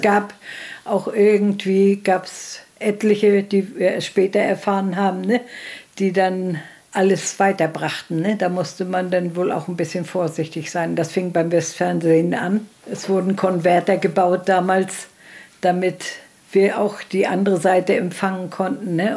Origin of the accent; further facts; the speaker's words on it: Parchim, Mecklenburg-Vorpommern, Germany; Ich bin in Parchimjau groß geworden